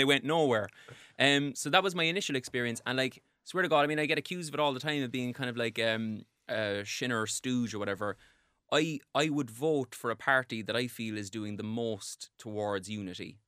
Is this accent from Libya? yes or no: no; Cork, Munster, Ireland; I grew up in Cork